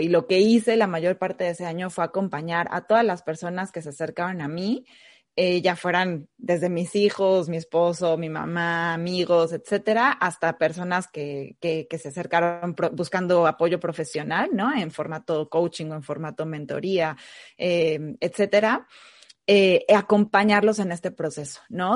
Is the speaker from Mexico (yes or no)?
yes; Mexico; also born or lived in Argentina; now in United States; Soy mexicana, vivo actualmente en Estados Unidos y anteriormente viví también en Argentina